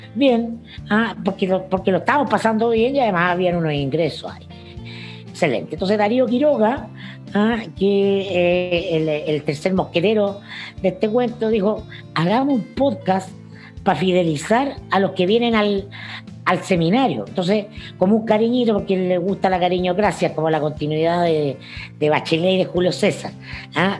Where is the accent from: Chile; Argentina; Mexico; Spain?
Chile; como muchos chilenos